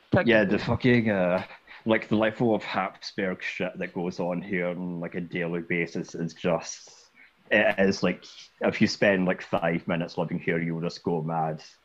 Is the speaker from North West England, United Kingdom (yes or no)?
no; Scotland, United Kingdom; I'm Scottish